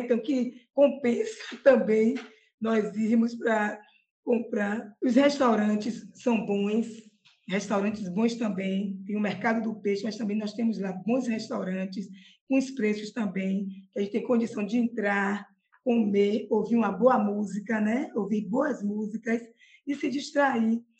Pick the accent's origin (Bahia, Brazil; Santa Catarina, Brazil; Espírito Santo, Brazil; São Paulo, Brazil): Bahia, Brazil; Salvador; eu sou de Salvador, eu tenho 57 anos e sou simplesmente apaixonada pela minha terra